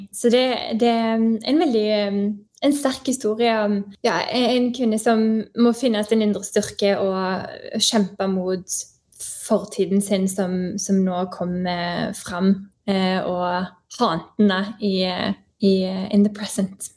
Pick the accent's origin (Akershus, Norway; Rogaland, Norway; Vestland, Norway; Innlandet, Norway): Rogaland, Norway; Stavanger; moved away as an adult; also born or lived in Oslo; now in Canada; jeg kommer fra Stavanger, som er en fantastisk eh, by.